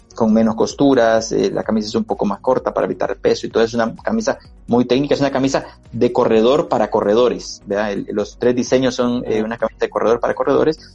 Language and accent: Spanish; El Salvador; esos recuerdos realmente creo que nos hacen eh, salvadoreños